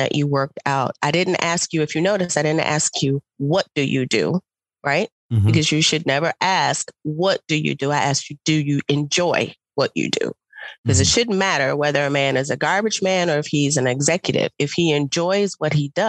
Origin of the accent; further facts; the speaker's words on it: Chicago, Illinois, United States; I am from Chicago